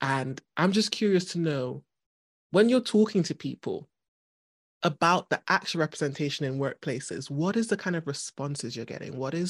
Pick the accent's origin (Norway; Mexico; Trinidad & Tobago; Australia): Trinidad & Tobago; now in United Kingdom; in my head, I go back to Trinidad and I'm just a Trinidadian.